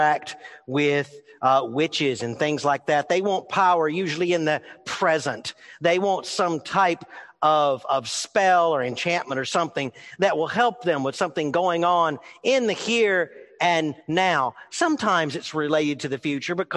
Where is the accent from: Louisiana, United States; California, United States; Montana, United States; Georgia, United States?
Louisiana, United States; New Orleans; I was born in New Orleans